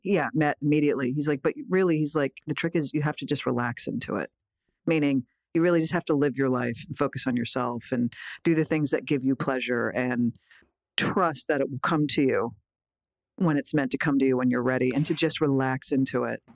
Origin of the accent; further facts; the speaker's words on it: Philadelphia, Pennsylvania, United States; moved away; I love going back home to Philly